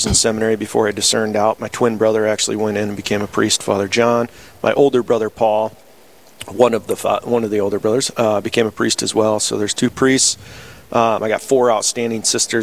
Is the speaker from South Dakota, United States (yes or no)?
yes; Sioux Falls, South Dakota, United States; I'm from Sioux Falls, South Dakota